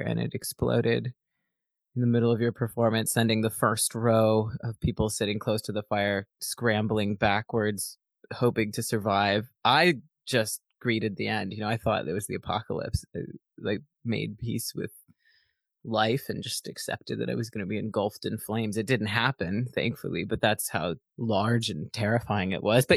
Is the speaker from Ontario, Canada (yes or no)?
yes; Kingston, Ontario, Canada; my hometown, Kingston, Ontario